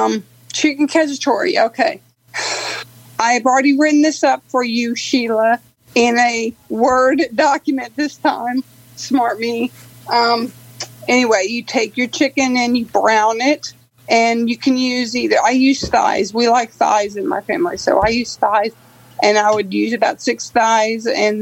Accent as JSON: {"language": "English", "town": "Metairie", "region": "Louisiana", "country": "United States", "said": "I'm actually from Metairie, Louisiana, which is like a suburb of New Orleans."}